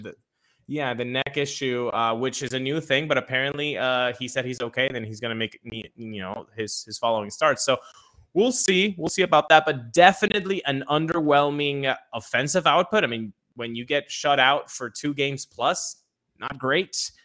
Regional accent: Venezuela; I was born in Venezuela, grew up in Venezuela

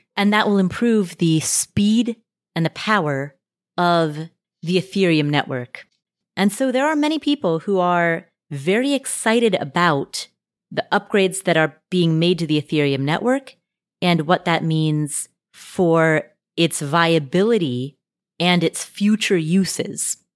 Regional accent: Nepal; moved away; I was born in Nepal

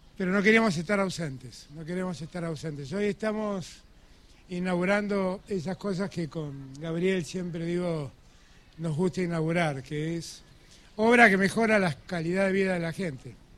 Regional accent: Buenos Aires, Argentina; soy hijo de un riojano y conozco de qué se trata el norte, pero también soy un porteño que ama su ciudad

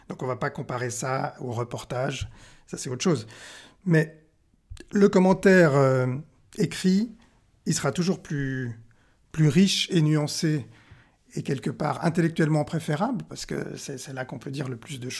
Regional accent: Pakistan; born there; Moi, je suis né au Pakistan.

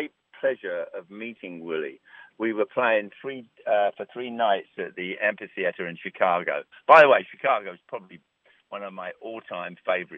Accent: England, United Kingdom; now in New York, United States; I'm English

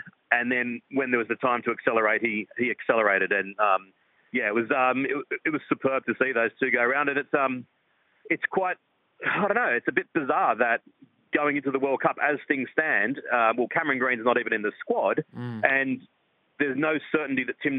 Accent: Australia; as an Australian fan, every time he gets the ball, then you get a sense of confidence.

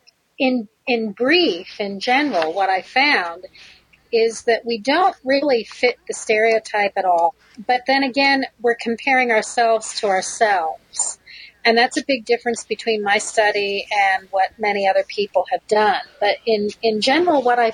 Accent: United States; moved away as an adult; also born or lived in Connecticut / Ohio / Israel; now in Michigan, United States; I grew up in Connecticut and Ohio

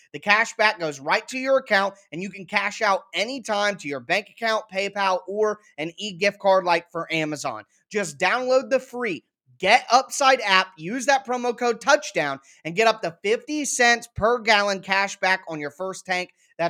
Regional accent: Ohio, United States; moved away; And a lot of you guys know I'm from Ohio. I was grown and raised a Buckeyes fan.

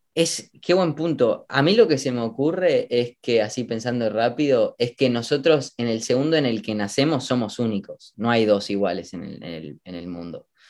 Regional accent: Argentina; moved away as an adult; also born or lived in United States; volviendo a mi, a mi tierra natal

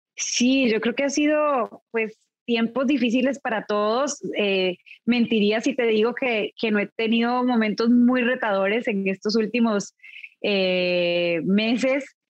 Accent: Costa Rica; moved away; also born or lived in California; a mi país natal, llevaba muchos años viviendo en California y la pandemia me acercó a Costa Rica

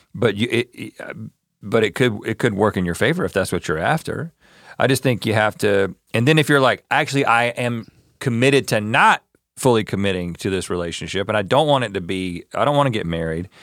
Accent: North Carolina, United States; also born or lived in Georgia; I was born in Georgia, but I was, grew up in, grew up in North Carolina

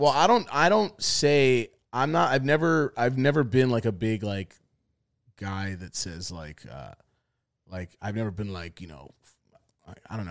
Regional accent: New York, United States; I'm from New York.

